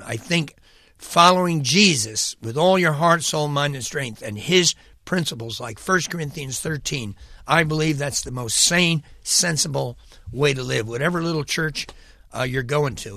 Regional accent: United States; moved away as an adult; also born or lived in Mexico; my hometown was a needy place, New York

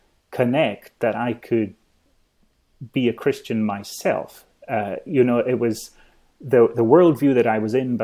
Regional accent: Isle of Skye, Scotland, United Kingdom; I grew up in the Isle of Skye

